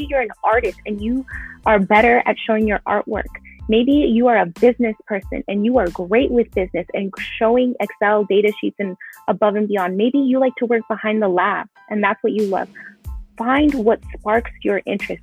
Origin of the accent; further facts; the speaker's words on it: Los Angeles, California, United States; I grew up in Pacoima, you know, a lot of large Hispanic community